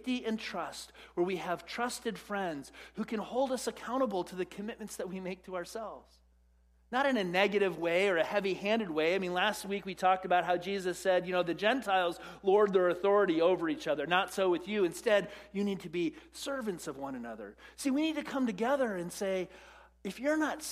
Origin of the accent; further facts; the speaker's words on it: United States; as American Western Christians